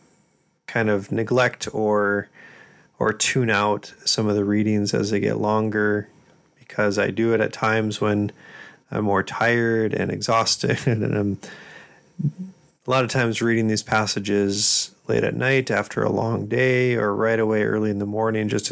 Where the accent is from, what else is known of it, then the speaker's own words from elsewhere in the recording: South Dakota, United States; I'm from South Dakota